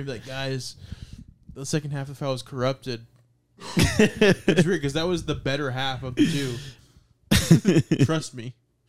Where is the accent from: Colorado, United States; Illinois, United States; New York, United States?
New York, United States; born there; Obviously, okay, so I've always been Puerto Rican, but I didn't know. I was born in New York, but I moved here, so I didn't even know Puerto Rican stereotypes before I did comedy.